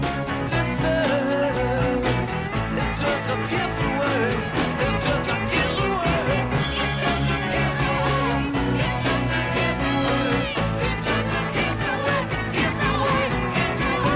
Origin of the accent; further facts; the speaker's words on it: Chattanooga, Tennessee, United States; my hometown, Chattanooga